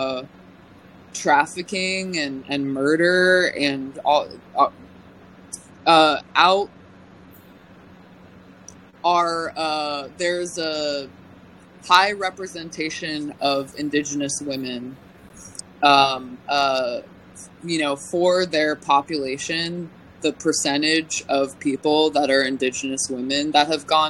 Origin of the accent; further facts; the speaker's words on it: California, United States; now in Northern California, United States; as a Californian